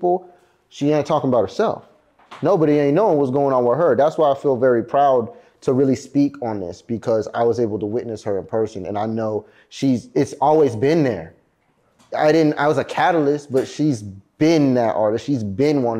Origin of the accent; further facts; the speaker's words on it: California, United States; also born or lived in San Diego, California; I'm from Cali